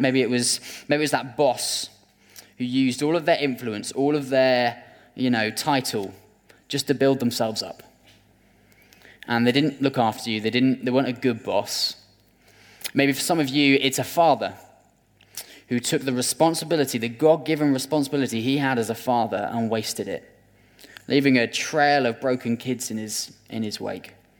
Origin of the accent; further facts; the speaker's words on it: United Kingdom; as British people